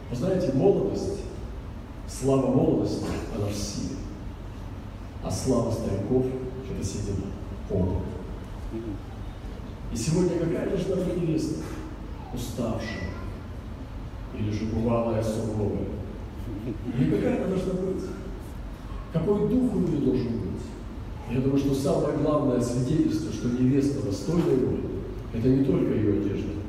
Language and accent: Russian; Russia; я приехал из России.